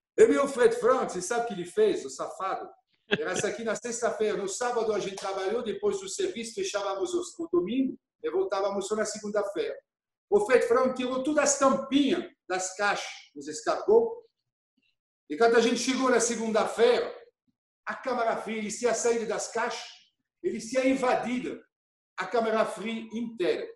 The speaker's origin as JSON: {"language": "Portuguese", "town": "Auxonne", "region": "Bourgogne-Franche-Comté", "country": "France", "tie": "born or raised there", "also_born_or_lived": "Germany", "second_language": "Portuguese", "moved": "as an adult", "lives_now": "Brazil", "said": "eu nasci em Oxon, uma cidade que fica a 32 quilômetros"}